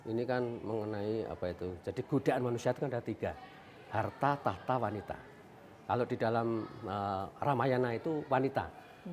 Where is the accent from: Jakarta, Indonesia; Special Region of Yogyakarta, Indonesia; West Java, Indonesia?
Special Region of Yogyakarta, Indonesia; Gunung Kidul; di daerah saya dulu di Gunung Kidul itu dulu paling hanya kurang dari 10 sekarang sudah hampir 200